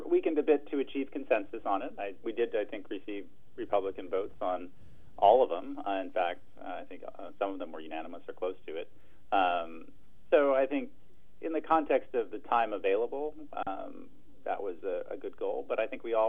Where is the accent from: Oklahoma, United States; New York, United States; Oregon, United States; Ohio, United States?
Oregon, United States; Triangle Lake; also born or lived in Eugene, Oregon; I grew up out in Triangle Lake, and now I live in town